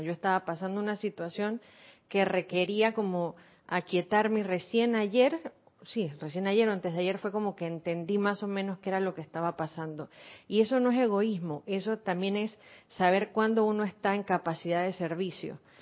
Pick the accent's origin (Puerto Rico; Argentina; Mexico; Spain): Argentina; also born or lived in Buenos Aires; now in Panama; Yo como argentina, que estuve en Buenos Aires en un colegio judío